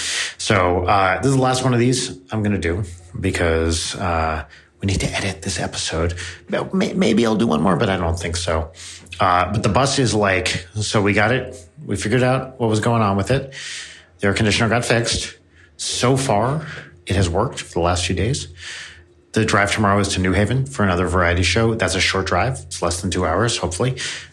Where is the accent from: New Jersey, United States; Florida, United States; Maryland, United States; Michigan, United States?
New Jersey, United States; And that's my home state. That's New Jersey.